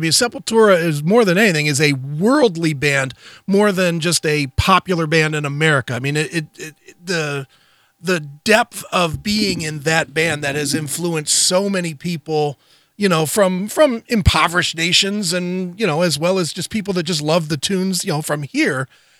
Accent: Cleveland, Ohio, United States; I'm from Cleveland.

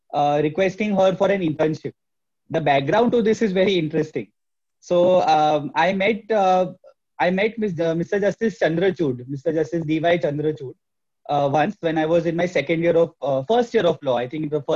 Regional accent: Mumbai, Maharashtra, India; I'm from Mumbai

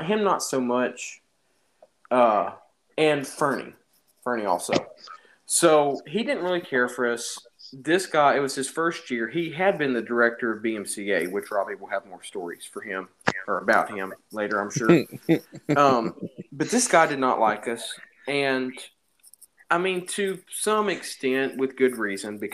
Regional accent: Alabama, United States; I grew up in Alabama

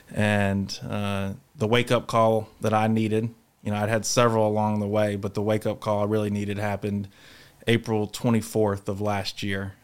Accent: Charlotte, North Carolina, United States; I'm from Charlotte, North Carolina

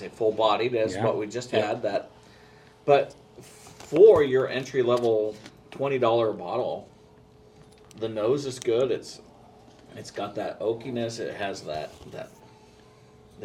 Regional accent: Iowa, United States; we're from Iowa, and it gets freaking cold here

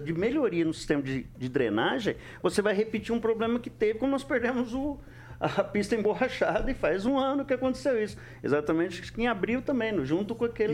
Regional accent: São Luís, Maranhão, Brazil; now in Maringá, Brazil; que eu sou maranhense, eu nasci lá em São Luís.

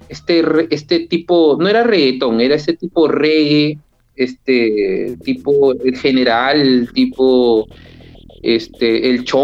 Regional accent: Lima, Peru; Yo tengo 38 años, nací en Lima y vivo en Lima.

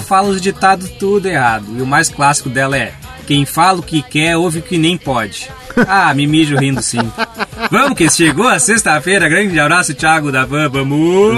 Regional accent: Bagé, Rio Grande do Sul, Brazil; eu fui criado em Bagé

